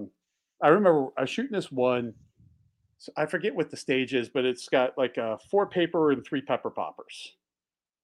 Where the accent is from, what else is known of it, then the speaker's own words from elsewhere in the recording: outside Philadelphia, Pennsylvania, United States; also born or lived in Delaware; now in Montana, United States; I grew up outside Philly.